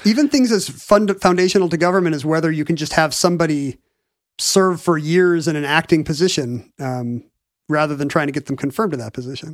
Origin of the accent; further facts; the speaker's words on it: United States; as an American.